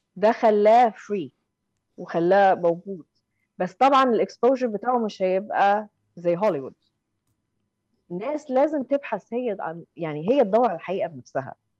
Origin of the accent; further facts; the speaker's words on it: Egypt; now in London, United Kingdom; احنا كمصريين